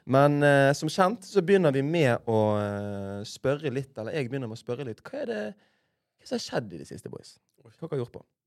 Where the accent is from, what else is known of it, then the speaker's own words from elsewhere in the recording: Bergen, Vestland, Norway; som bergensere